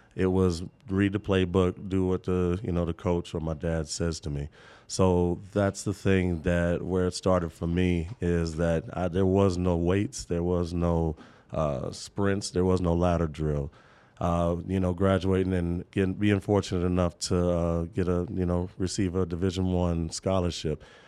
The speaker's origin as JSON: {"language": "English", "town": "Topeka", "region": "Kansas", "country": "United States", "said": "I'm from Topeka, Kansas"}